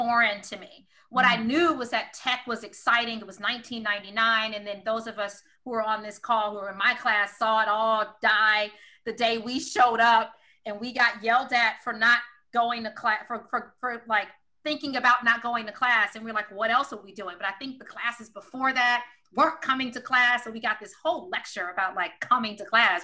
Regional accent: Detroit, Michigan, United States; moved away; I love growing up in Detroit. It was my home

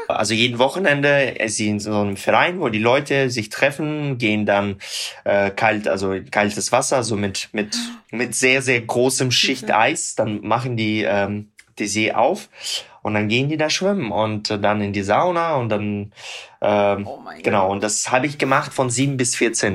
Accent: Tyumen, Tyumen Oblast, Russia; German is a second language; moved away; ich komme selber aus Tumen, das ist äh, in Sibirien

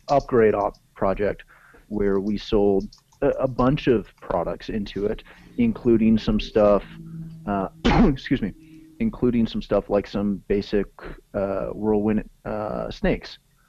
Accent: Canada; again, being Canadian, we're so close to the border

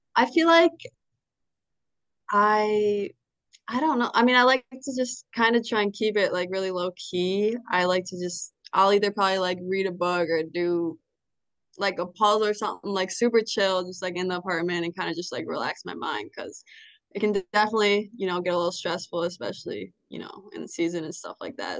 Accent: Stillwater, Minnesota, United States; born or raised there; moved away as an adult; now in Bloomington, United States

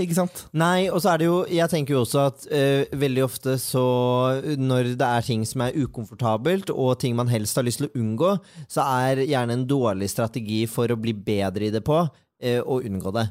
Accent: Bærum, Akershus, Norway; jeg er jo fra Bærum

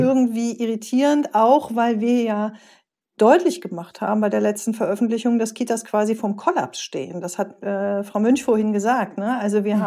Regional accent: Rhineland, Germany; also born or lived in East Westphalia-Lippe; now in Gütersloh, Germany; ich bin gebürtige Rheinländerin, immer wichtig, auch wenn man in OWL lebt

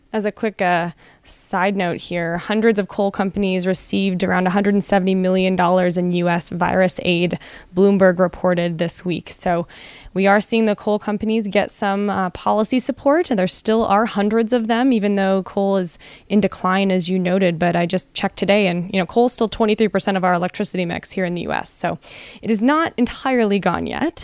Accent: Canada; now in United States; as a Canadian

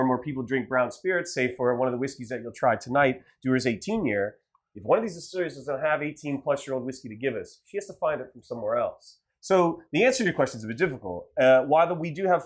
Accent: Ohio, United States; now in Los Angeles, United States; I'm from Ohio

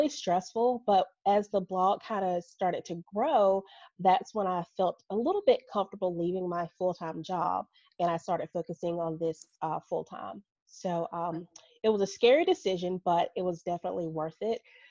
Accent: Birmingham, Alabama, United States; I am from Birmingham, Alabama, born and raised, still live here.

